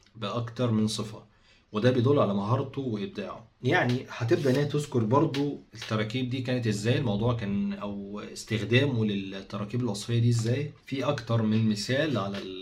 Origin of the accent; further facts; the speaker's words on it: Egypt; عندنا في مصر